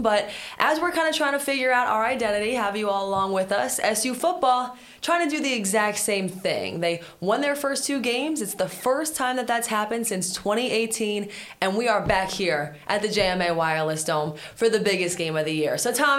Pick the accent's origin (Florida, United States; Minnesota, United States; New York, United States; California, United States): New York, United States; Long Island; moved away as an adult; I'm from Long Island. I grew up playing lacrosse. That was my big sport. Played lacrosse over at Colgate. I was a goalie there. So I've been in the upstate area for 5 or 6 years now.